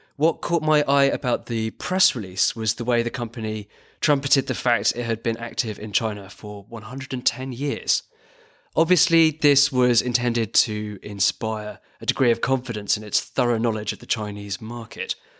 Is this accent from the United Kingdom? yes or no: yes; United Kingdom; now in Berlin, Germany; I'm also a British journalist based in Berlin.